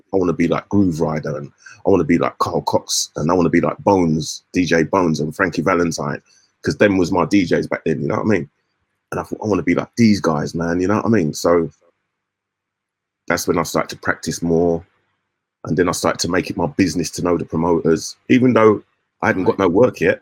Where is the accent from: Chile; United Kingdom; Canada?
United Kingdom; London; I come from London